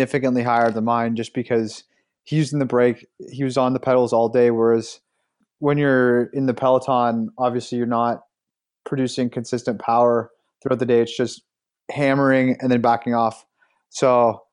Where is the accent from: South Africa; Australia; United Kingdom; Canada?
Canada; us being three Canadians